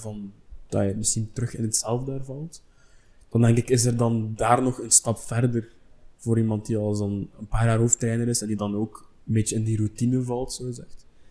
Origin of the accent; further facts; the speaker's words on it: Belgium; wij als Belgen